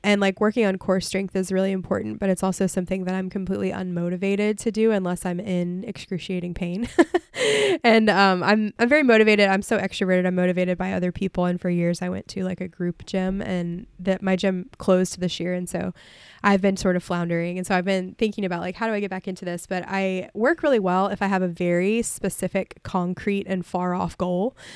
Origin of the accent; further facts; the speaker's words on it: Mobile Bay, Gulf Shores, Orange Beach, Alabama, United States; moved away; I grew up on Mobile Bay, and I grew up near, in Gulf Shores and Orange Beach and, and the beaches